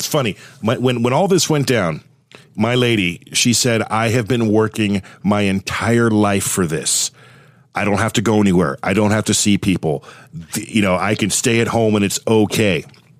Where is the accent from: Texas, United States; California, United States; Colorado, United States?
California, United States; Thousand Oaks; moved away; also born or lived in Southern Oregon; I grew up in Thousand Oaks, California.